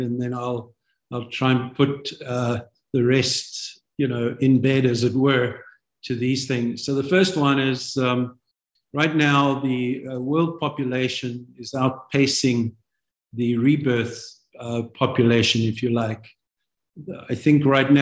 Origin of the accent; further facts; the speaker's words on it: South Africa; moved away as an adult; also born or lived in London, United Kingdom; now in United States; I'm born a South African. God took us from South Africa in 1994 permanently.